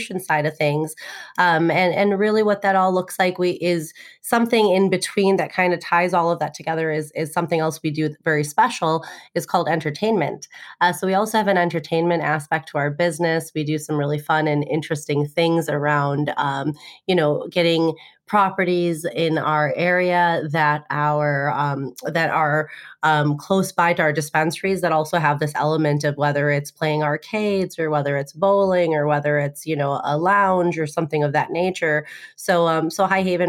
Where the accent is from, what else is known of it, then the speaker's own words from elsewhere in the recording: Illinois, United States; Illinois, which is my home state